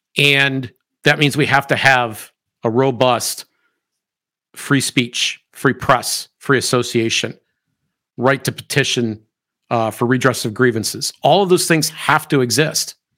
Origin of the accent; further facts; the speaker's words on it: United States; I am an American